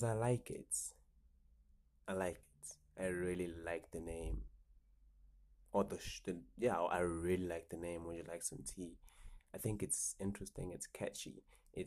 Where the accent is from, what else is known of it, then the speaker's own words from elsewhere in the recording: Johannesburg, Gauteng, South Africa; I'm from Johannesburg. South Africa